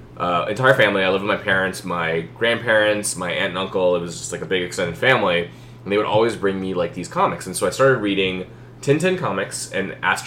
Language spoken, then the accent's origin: English; Mumbai, Maharashtra, India; moved away; So when I was a kid, I grew up in India, in Bombay